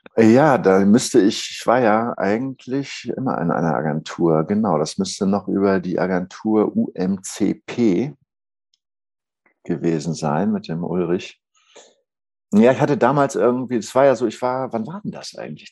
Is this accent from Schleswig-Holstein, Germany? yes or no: yes; Schleswig-Holstein, Germany; moved away; also born or lived in Saxony; ich bin ja ähm, aus Norddeutsch, Schleswig-Holstein eigentlich